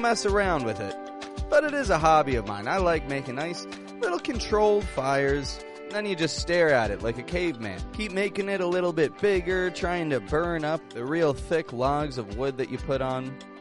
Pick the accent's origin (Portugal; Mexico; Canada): Canada; Toronto, Ontario; I'm from Toronto, Canada